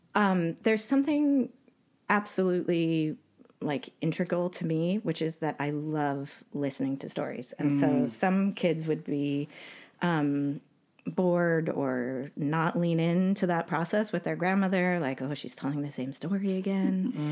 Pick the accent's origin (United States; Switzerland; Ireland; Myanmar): United States; Utah; also born or lived in Canada; I was born in Canada to two American parents who were absolute hippies, and they met in the Bay Area, San Francisco, in 1969. So I had a very creative, playful, wild, adventurous childhood. And we ended up spending some time in Utah.